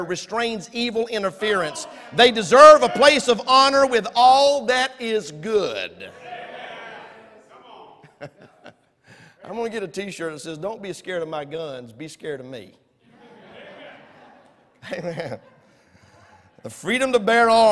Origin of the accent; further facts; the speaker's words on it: United States; I was born in America